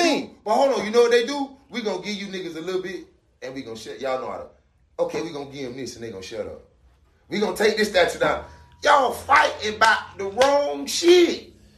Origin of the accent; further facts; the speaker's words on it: Miami, Florida, United States; I'm from Miami